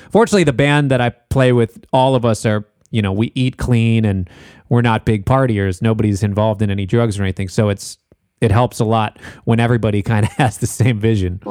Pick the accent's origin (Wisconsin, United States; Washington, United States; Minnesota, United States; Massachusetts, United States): Minnesota, United States; Minneapolis; I'm from Minneapolis.